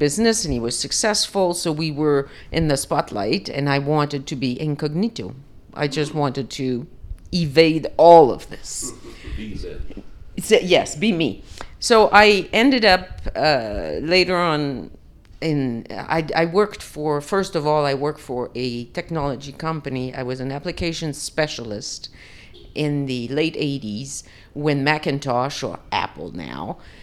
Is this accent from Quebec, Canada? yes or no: yes; Île d'Orléans, Quebec, Canada; moved away as an adult; now in Antigua, Guatemala; I was born on the island of Orleans, which is in the St. Lawrence River, just right at the junction of Quebec